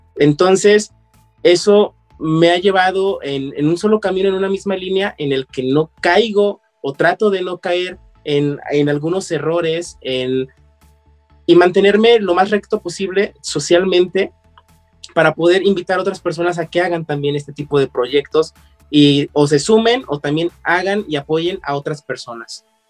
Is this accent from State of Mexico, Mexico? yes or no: no; León, Guanajuato, Mexico; yo como buen leonés me dedicaba al calzado